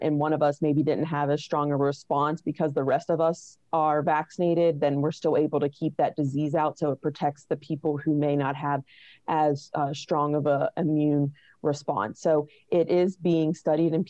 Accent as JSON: {"language": "English", "town": "Weirton", "region": "West Virginia", "country": "United States", "said": "I'm from West Virginia. I'm originally from Weirton, which is in like the northern part of the state."}